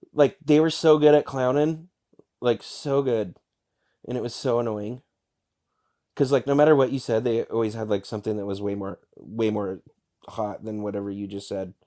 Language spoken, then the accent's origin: English; Alaska, United States; moved away; I appreciate growing up in Alaska